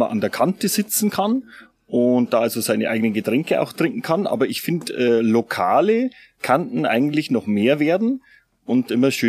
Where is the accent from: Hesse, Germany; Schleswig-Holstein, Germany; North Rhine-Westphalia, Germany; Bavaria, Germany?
Bavaria, Germany; Regensburg; Ich finde, dass die, die Donau leider ein bisschen zu wenig genutzt ist bei uns.